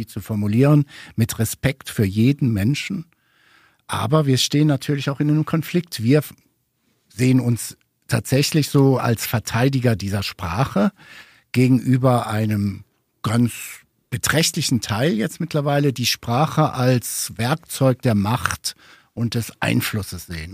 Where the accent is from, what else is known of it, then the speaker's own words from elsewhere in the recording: Ruhr area, North Rhine-Westphalia, Germany; ich komme aus dem Ruhrgebiet